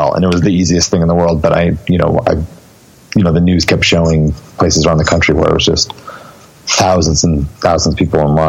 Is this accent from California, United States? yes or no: yes; Long Beach / Orange County, California, United States; I was born in Long Beach, which is part of LA County.